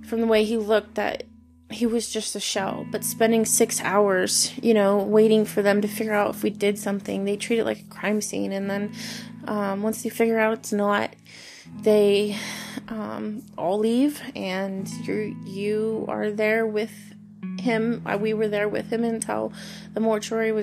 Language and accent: English; Henderson, Nevada, United States; moved away as an adult; I grew up in Henderson, which is outside of Vegas